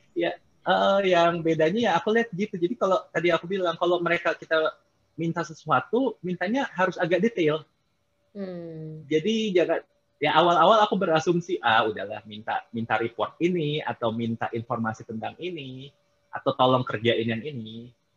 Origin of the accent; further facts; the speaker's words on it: Indonesia; moved away as an adult; now in Philippines; saya dari Indonesia